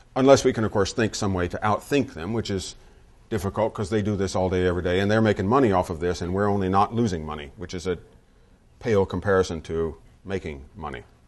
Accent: the South, United States; moved away; I grew up in the South. My dad worked for Textile Mills

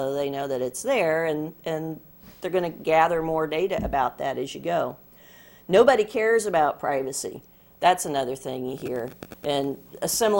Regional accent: Des Moines, Iowa, United States; I'm from Des Moines, Iowa, and we have a great Iowa State Fair

